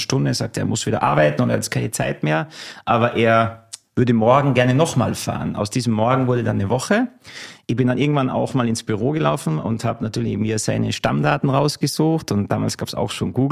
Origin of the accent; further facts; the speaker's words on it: Salzburg, Austria; Ein waschechter Salzburger, Salzburg Land, äh, genauer gesagt im Salzburger Lungau, ist eine sehr idyllische Region.